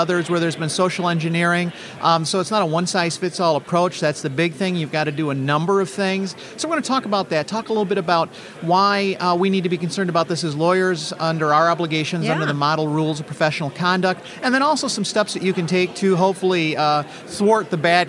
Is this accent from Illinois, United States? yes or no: yes; Rockford, Illinois, United States; in my hometown of Rockford, Illinois.